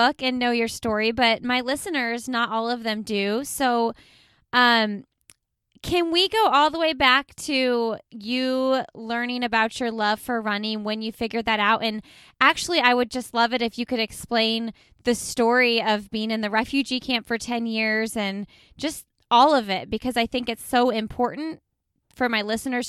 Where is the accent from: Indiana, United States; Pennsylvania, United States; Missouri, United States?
Indiana, United States; Indianapolis; I am from Indianapolis.